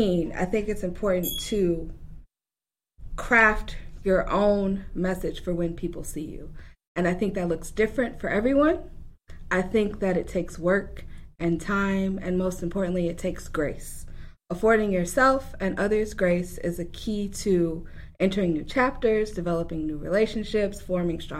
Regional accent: South Holland, Illinois, United States; now in Aurora, United States; I'm actually from closer to Indiana, a small town called South Holland, Illinois.

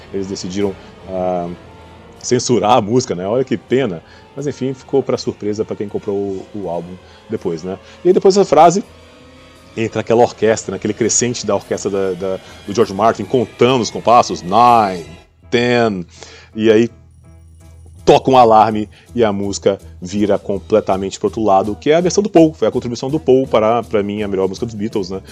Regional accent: Goiânia, Goiás, Brazil; now in São Paulo, Brazil; na minha infância, lá em Goiânia, eu sou de Goiânia

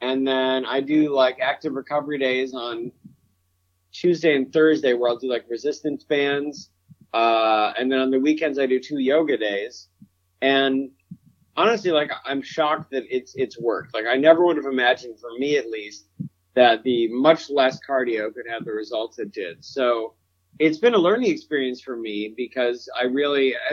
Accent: Central New York, United States; I'm from Central New York

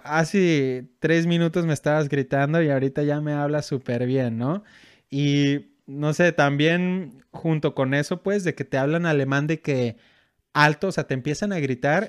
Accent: Mexico; moved away as an adult; now in Germany; pues de México

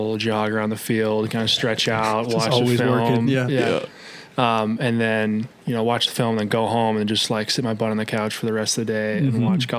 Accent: Des Moines, Iowa, United States; born or raised there

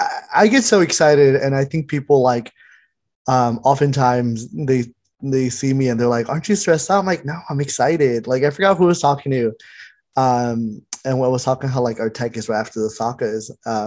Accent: Mexico; now in United States; because I was born and raised in Mexico, like partially raised in Mexico.

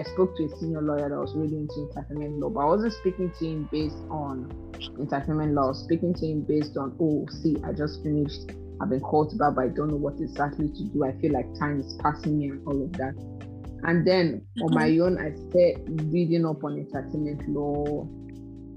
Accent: the East, eastern Nigeria, Nigeria; moved away; I grew up in the East. And most of you all know that the East is kind of litigation based.

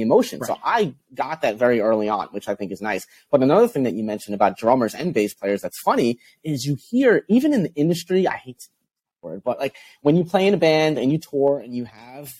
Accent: Long Island, New York, United States; So I grew up on Long Island, playing in a hardcore band

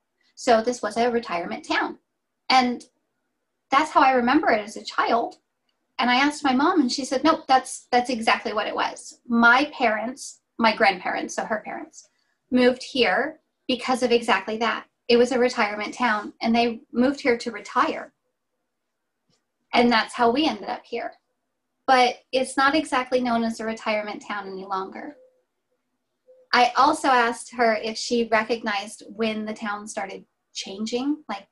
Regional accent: Redding, California, United States; Literally, we thought Bethel was a thing in Reading and only Reading. And we've lived here our entire lives

